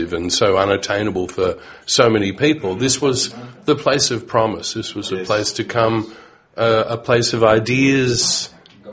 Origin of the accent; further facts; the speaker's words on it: Melbourne, Victoria, Australia; growing up in Melbourne at that time